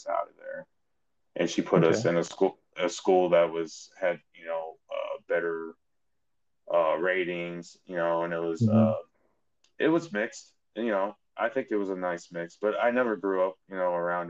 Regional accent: Munster, Indiana, United States; moved away; also born or lived in Chicago; I was born outside Chicago in a town called Munster, Indiana

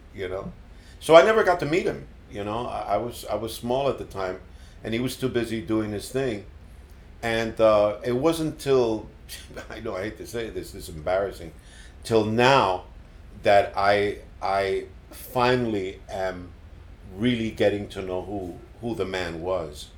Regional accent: Puerto Rico; born or raised there; moved away as an adult; also born or lived in Bronx, New York City, United States / North Miami, United States; now in Miami, United States

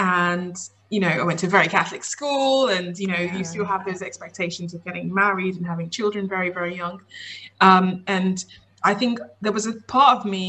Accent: Nigeria; I'm Nigerian British. Mm-hmm. And in our culture, obviously, it's a pretty traditional culture in Nigeria, where we came from, but there's always a kind of a big focus on education

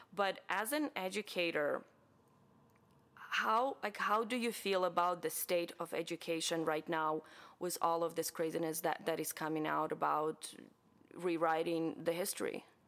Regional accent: Ukraine; now in United States; I am from Ukraine, obviously, and I'm very proud to be from Ukraine

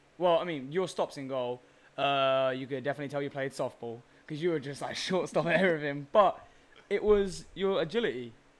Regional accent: London, United Kingdom; moved away as an adult; now in Dallas, United States; And I said, England, like North London.

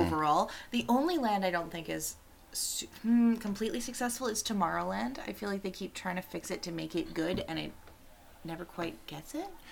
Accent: Canada; I'm Canadian.

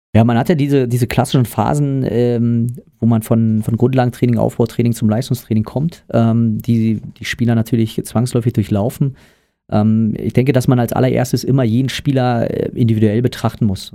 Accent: Brandenburg, Germany; weil ich äh, aus einer Region stamme, wo es kein Basketball gab. Ähm, das heißt, ich komme aus Brandenburg.

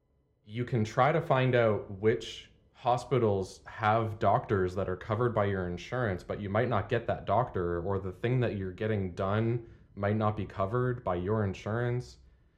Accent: Canada; moved away; And people will call me out on my accent every now and then, although the longer I spend away from Canada, the less of it I have.

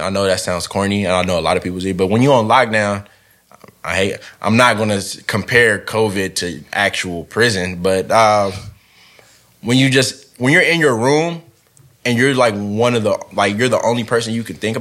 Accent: Long Beach, California, United States; I'm from Long Beach

